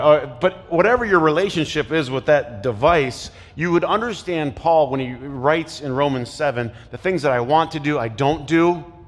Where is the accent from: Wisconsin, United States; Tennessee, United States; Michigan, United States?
Michigan, United States; Flint; I played basketball growing up in Flint